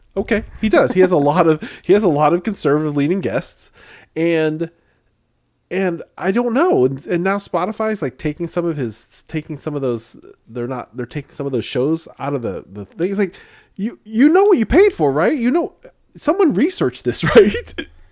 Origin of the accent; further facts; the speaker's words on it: Illinois, United States; I grew up in Illinois where we have a lot of corn